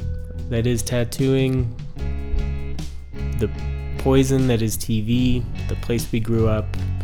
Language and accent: English; Chicago, Illinois, United States; accent: Chicago; Picked up my Chicago accent again.